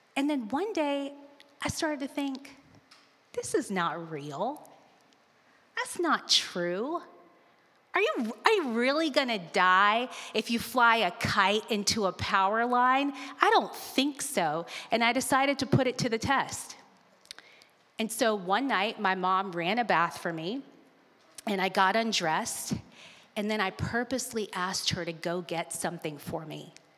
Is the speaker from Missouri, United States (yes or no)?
no; Alabama, United States; I grew up in Alabama